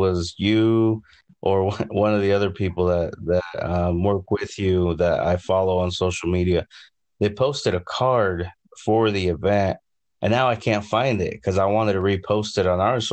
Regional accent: Idaho, United States; We're from Idaho

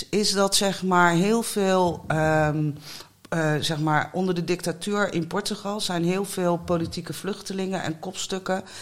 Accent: The Hague, South Holland, Netherlands; toen woonden we al in de Korte Houtstraat. Mijn ouders hebben ook... Mijn vader komt uit Algerije en mijn moeder is Portugees. En die hebben elkaar hier in Den Haag leren kennen.

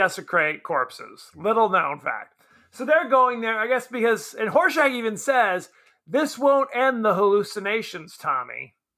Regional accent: Southern California, United States; I'm from Southern California.

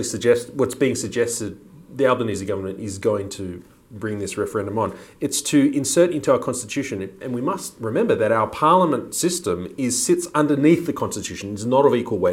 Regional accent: New Zealand; now in Australia; I'm Maori. I'm from New Zealand, Indigenous New Zealand, Aboriginal to New Zealand.

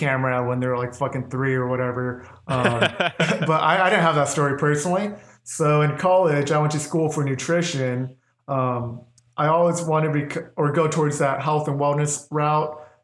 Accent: Orange County, California, United States; moved away as an adult; now in Phoenix, United States; I was born and raised in Orange County, California. That's where I grew up.

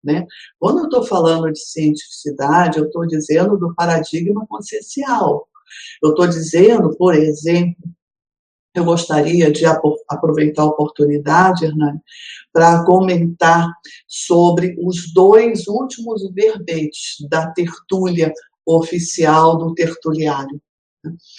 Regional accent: Rio de Janeiro, Brazil; esse Rio de Janeiro, a minha cidade natal, é onde eu tenho os meus filhos, os meus parentes, os meus amigos

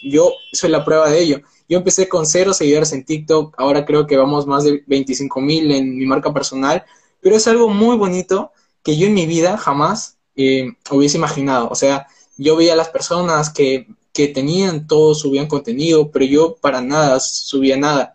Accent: Peru; tengo 19 años, soy de Perú

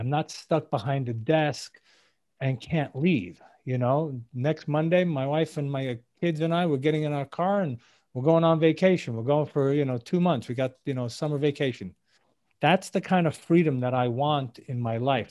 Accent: New York City, New York, United States; moved away as an adult; also born or lived in Israel; now in South Florida, United States; I'm originally from New York City. Uh, I live now in South Florida

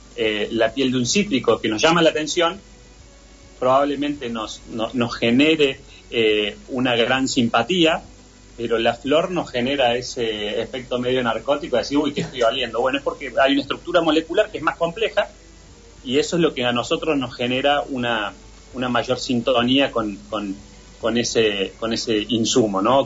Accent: Argentina; nosotros como, como argentinos

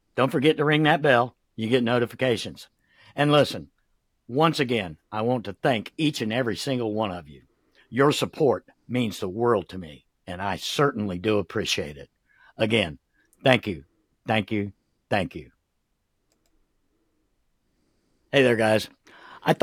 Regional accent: the South, United States; I'm from the South, and you can pick out most of the veterans in the South

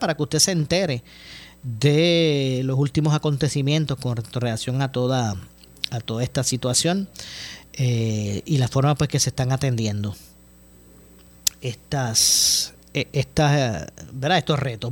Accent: Ponce, Puerto Rico; somos de Ponce eh, y nos apasiona el béisbol

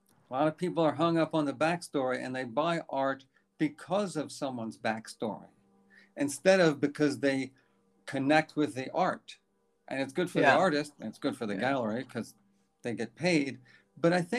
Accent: New York City, New York, United States; born in New York City. I grew up on the streets. The streets were 81st Street and Park Avenue.

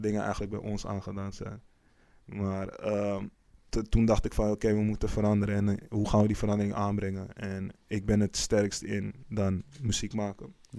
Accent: Amsterdam, North Holland, Netherlands; geboren op 21 mei 1991 in Amsterdam. Eh, deels opgegroeid in eh, Amsterdam-Oost en deels ook in Amsterdam-West

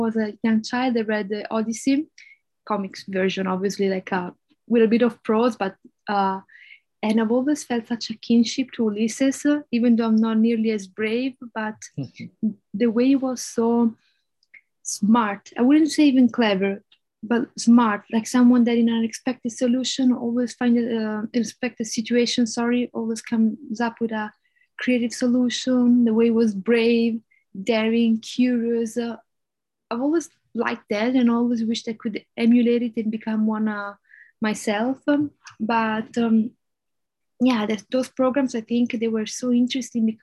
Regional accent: Florence, Tuscany, Italy; first language Italian; English is a second language; moved away as an adult; also born or lived in Denmark; growing up in Florence meant that I was surrounded by art and architecture all my life

